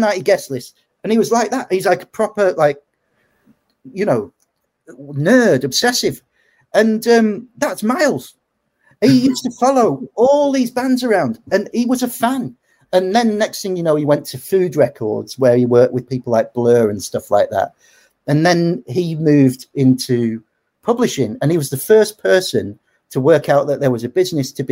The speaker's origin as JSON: {"language": "English", "town": "Macclesfield", "region": "North West England", "country": "United Kingdom", "said": "I'm from Macclesfield"}